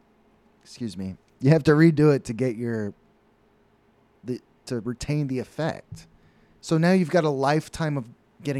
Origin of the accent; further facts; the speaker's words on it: Dallas, Texas, United States; When I was growing up in Dallas